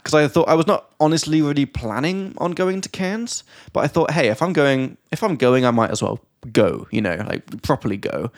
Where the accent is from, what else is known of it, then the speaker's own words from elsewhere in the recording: England, United Kingdom; from England